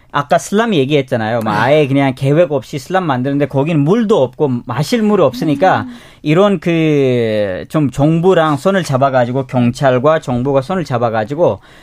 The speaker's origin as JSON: {"language": "Korean", "region": "northern Pakistan", "country": "Pakistan", "moved": "yes", "lives_now": "South Korea", "said": "제가 파키스탄 북쪽에서 와가지고 우리는 눈이 많이 오지"}